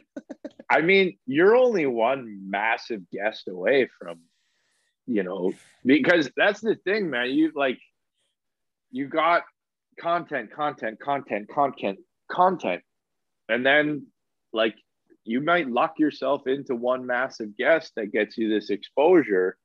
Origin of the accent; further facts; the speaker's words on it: Alberta, Canada; I grew up in Alberta